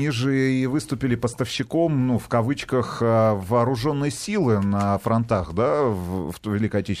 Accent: Voronezh, Voronezh Oblast, Russia; я вот сам из Воронежа

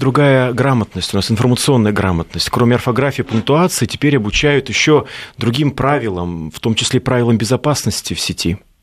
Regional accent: Siberia, Russia; я из Сибири, и я не знаю, а, поймете ли вы, о чем я говорю, если произнесу слова а, мультифора, например, э, вилок, а, башлык

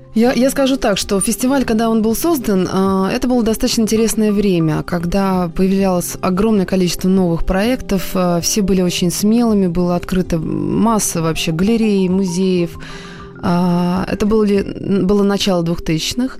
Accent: Moscow, Russia; я сама москвичка

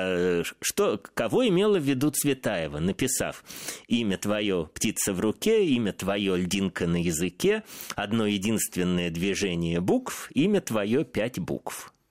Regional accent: Saint Petersburg, Russia; откуда же мне знать, я из Петербурга.

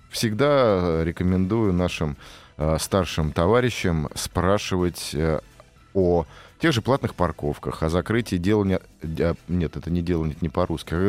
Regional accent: Moscow, Russia; Вот как коренной да, москвич да.

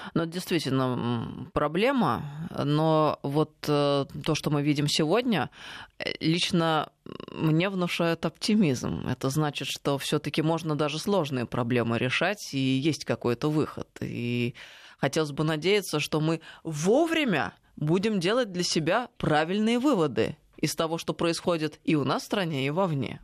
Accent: Russia; я из Алтая

